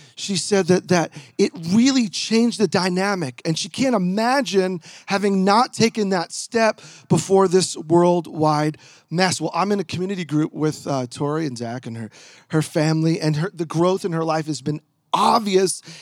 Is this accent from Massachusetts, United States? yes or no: no; New York, United States; now in Portland, United States; I'm originally a New Yorker